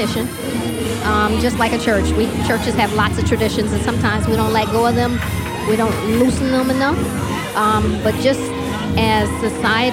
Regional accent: Saginaw, Michigan, United States; I'm from Saginaw, that's where I grew up

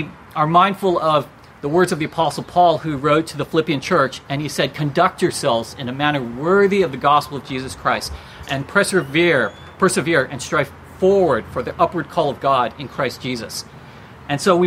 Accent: United States; I'm Asian American

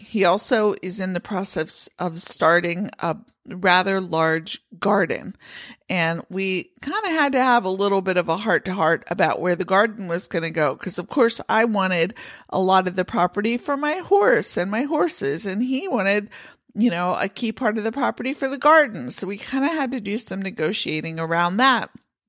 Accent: Pennsylvania, United States; Now, I grew up in Pennsylvania with horses where we kept the horses in the barn over the winter.

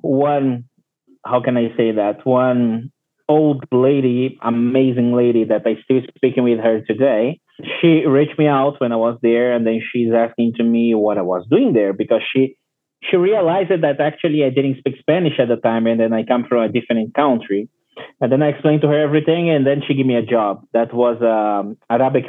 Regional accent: Brazil; English is a second language; now in Puerto Plata, Dominican Republic; I'm from Brazil originally

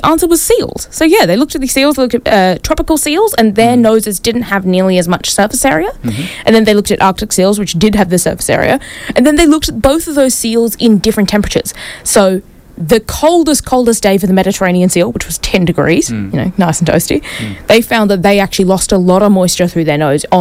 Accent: New Zealand; now in Brisbane, Australia; I need to go back home and tell my fellow Kiwis this

